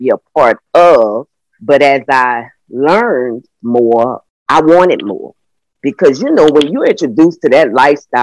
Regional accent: New Orleans, Louisiana, United States; I was raised in the Calliope Housing Projects, which was one of the most notorious housing projects in the city of New Orleans

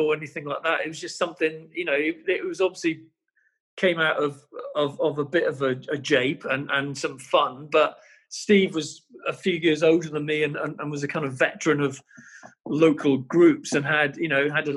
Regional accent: Welsh, Wales, United Kingdom; being Welsh, you have to sing

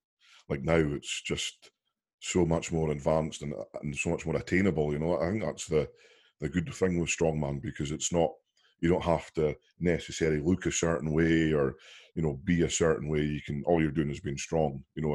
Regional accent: Wales, United Kingdom; Being a British guy as well from Wales

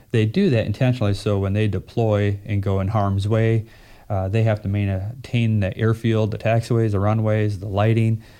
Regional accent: Minnesota, United States; moved away; also born or lived in North Carolina / Fargo, North Dakota; I'm from Minnesota.

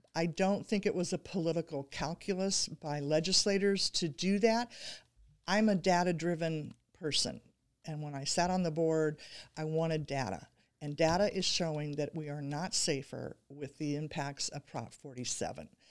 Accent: Pleasant Hill, California, United States; my hometown of Pleasant Hill

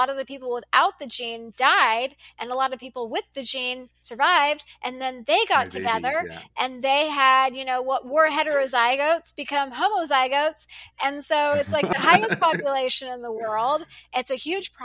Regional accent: United States; also born or lived in Dallas, Texas; I'm an American

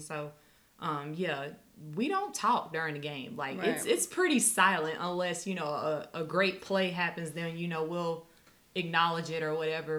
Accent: North Carolina, United States; I grew up in North Carolina

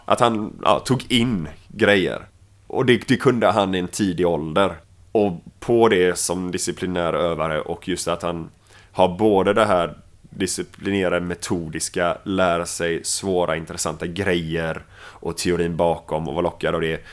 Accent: Mölndal, Västra Götaland, Sweden; accent: Gothenburg (göteborgska) / Mölndal; på svenska så pratar jag göteborgska.

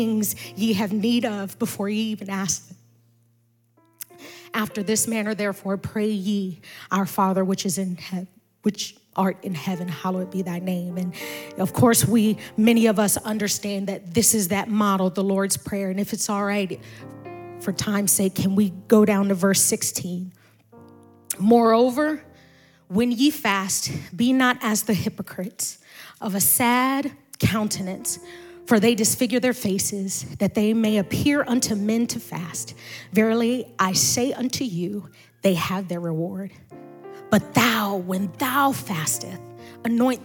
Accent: Maryland, United States; moved away; also born or lived in Indianapolis; spiritually born and raised in Maryland

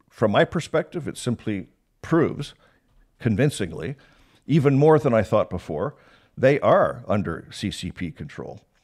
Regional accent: Canada; as a Canadian and having that job as the comms chief

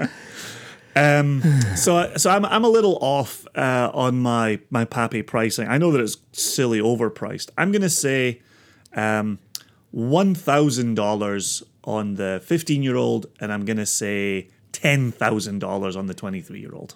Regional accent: Scotland, United Kingdom; I'm Scottish

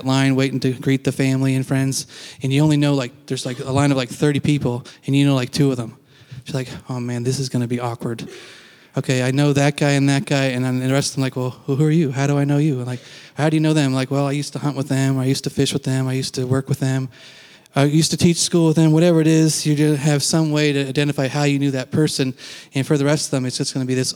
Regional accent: Canada; now in United States; I am Canadian

